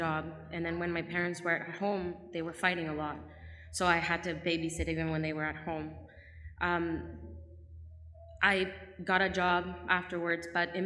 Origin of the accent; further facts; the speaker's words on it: Nicaragua; I was born in Nicaragua